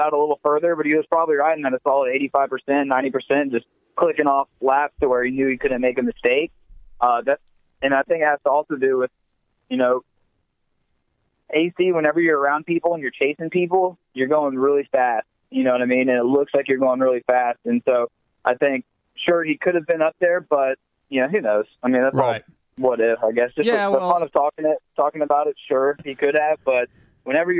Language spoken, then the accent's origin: English; Texas, United States; I'm from Texas